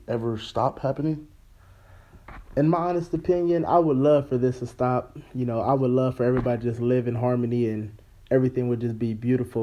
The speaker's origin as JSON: {"language": "English", "town": "Los Angeles", "region": "California", "country": "United States", "moved": "as an adult", "lives_now": "Sterling, United States", "said": "I come from Los Angeles, when you know you grew up around prejudice all the time"}